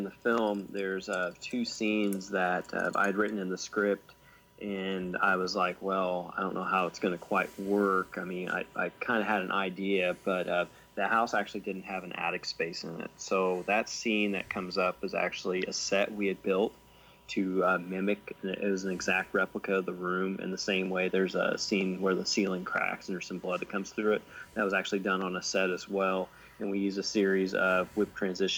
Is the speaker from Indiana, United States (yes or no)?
no; Sumner, Illinois, United States; this was shot in my hometown of Sumner, Illinois, and I'm a volunteer firefighter there